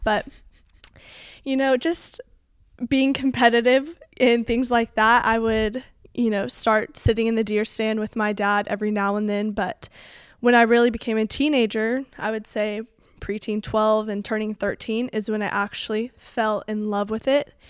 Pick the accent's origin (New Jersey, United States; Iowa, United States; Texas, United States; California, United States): Texas, United States; Colleyville; also born or lived in Keller, Texas; I am from the Keller area, but I grew up in Colleyville. That's where I went to school